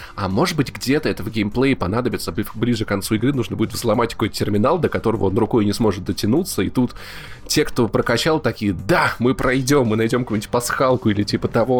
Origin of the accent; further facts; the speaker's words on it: Voronezh, Voronezh Oblast, Russia; moved away; Я пришел из, из города Воронежа, где прожил